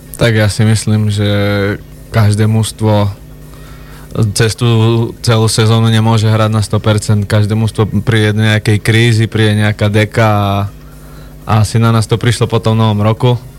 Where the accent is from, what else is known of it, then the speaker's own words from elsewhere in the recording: Spišská, Košice Region, Slovakia; also born or lived in Trnava / Trenčín / Michalovce / Topoľčany; now in Humenné, Slovakia; ja som pôvodom zo Spiskej, tam som hral dlhé roky